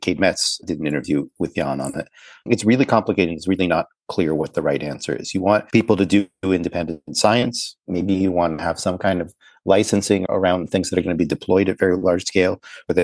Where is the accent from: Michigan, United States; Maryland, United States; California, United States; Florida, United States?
Maryland, United States; Baltimore; I grew up in Baltimore, not far away from DC